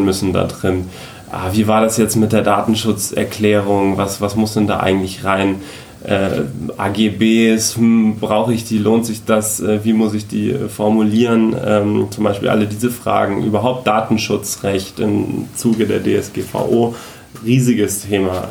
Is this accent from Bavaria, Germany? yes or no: yes; Munich, Bavaria, Germany; also born or lived in Frankfurt; seit Anfang des Jahres wieder in meiner Heimat hier in äh, Oberbayern, äh, im schönen München bin